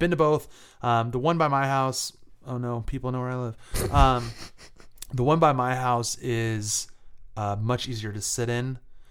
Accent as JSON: {"language": "English", "region": "England", "country": "United Kingdom", "said": "I'm from England."}